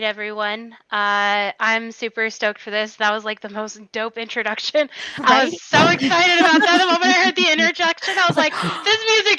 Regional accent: California, United States; I'm from here locally. I have been in California for my entire life.

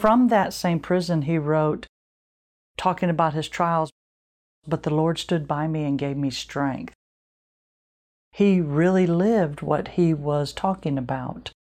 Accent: Illinois, United States; moved away; I'm from Illinois

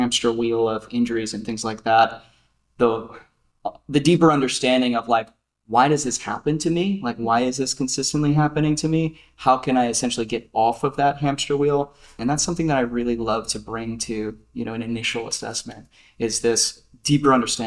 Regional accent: New Jersey, United States; I come from New Jersey. In the backwoods of South Jersey

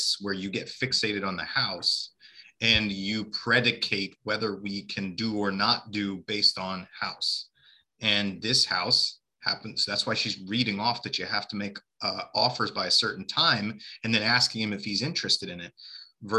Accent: Kansas, United States; I'm originally from Kansas

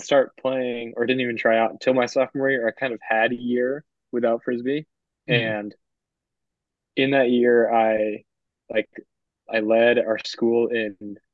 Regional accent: Southern California, United States; moved away; I'm from Southern California

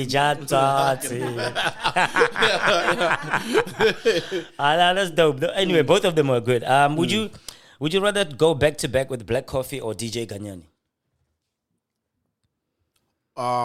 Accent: Limpopo, South Africa; I'm from Limpopo

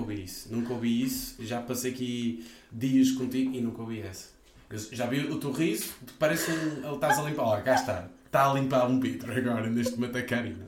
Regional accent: North, Portugal; exteriormente eu posso ser de norte

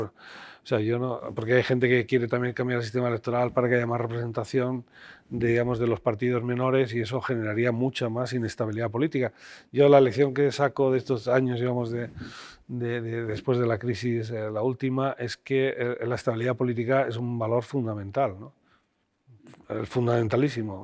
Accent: Spain; somos españoles

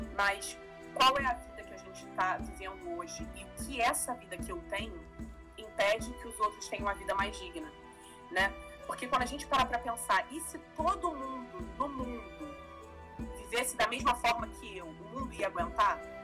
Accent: Brazil; a gente é brasileiro

